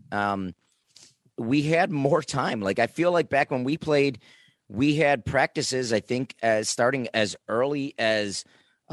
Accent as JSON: {"language": "English", "town": "Niagara Falls", "region": "New York", "country": "United States", "said": "I myself came from Niagara Falls"}